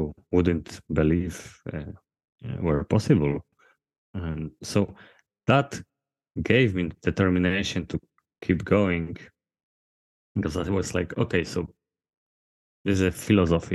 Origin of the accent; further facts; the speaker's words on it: Poland; I'm from Poland